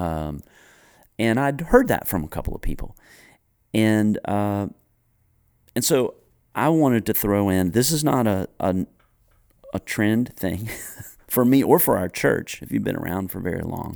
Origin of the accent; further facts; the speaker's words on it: Greensboro, North Carolina, United States; I grew up in Greensboro, North Carolina